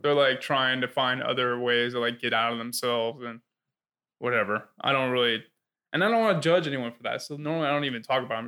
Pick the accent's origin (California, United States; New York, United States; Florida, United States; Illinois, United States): Florida, United States; South; I grew up in South Florida